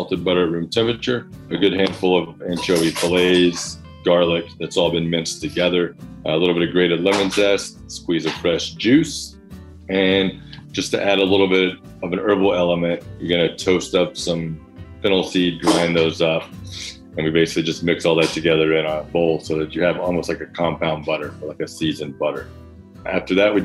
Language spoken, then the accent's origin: English; the South, United States; now in Brooklyn, United States; I grew up in the South